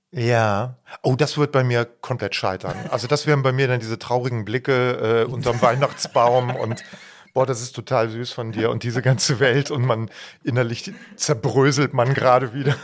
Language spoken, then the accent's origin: German; Bergisch Gladbach, North Rhine-Westphalia, Germany; das ist das Dorf, von dem wir sprechen und aus diesem Dorf kommen Heidi und ich